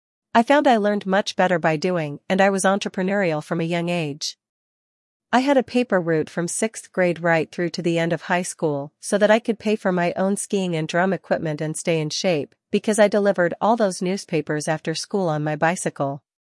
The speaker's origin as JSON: {"language": "English", "region": "New Jersey", "country": "United States", "tie": "born or raised there", "also_born_or_lived": "New York City", "said": "I was born in New York City, on the Upper East Side, but I grew up in New Jersey. It was an upper-middle-class neighborhood, with good schooling"}